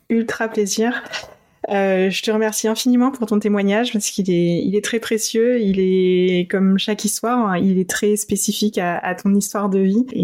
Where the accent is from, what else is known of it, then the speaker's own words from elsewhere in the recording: Poland; moi, je viens de Pologne